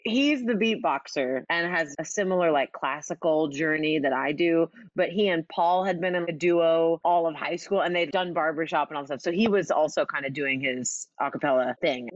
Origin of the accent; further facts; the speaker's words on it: Oklahoma, United States; I'm from Oklahoma